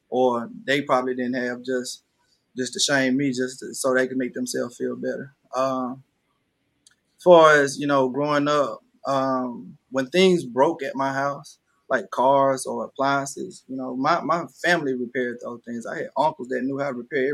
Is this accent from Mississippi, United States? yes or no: yes; Panola County, Mississippi, United States; growing up, you know, in Panola County